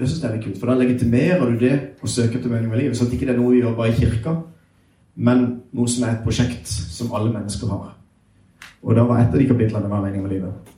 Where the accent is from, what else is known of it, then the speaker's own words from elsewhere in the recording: Sørlandet, Southern Norway, Norway; jeg er sørlending, så jeg prater litt seinere